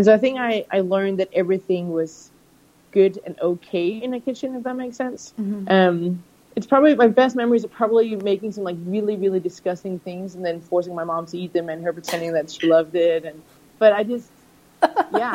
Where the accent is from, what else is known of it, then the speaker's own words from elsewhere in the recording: Copenhagen, Capital Region of Denmark, Denmark; also born or lived in United States; now in London, United Kingdom; I grew up in Copenhagen, Denmark, in Europe, and living in London now and having lived in the US as well